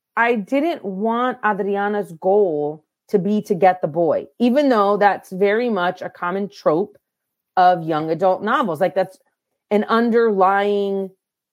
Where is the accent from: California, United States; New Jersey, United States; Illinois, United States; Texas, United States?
California, United States; El Centro; first language Spanish; we grew up on the border. Like I was born in El Centro, California, which is right on the U.S.-Mexico border